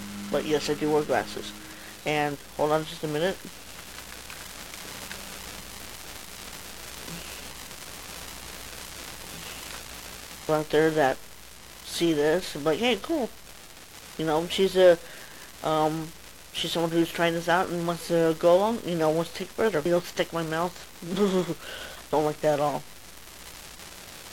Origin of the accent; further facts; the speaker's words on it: Colorado Springs, Colorado, United States; I'm from Colorado Springs, Colorado.